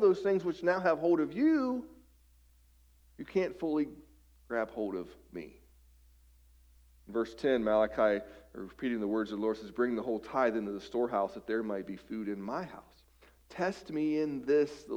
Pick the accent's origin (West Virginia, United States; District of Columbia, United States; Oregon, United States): West Virginia, United States; I grew up in West Virginia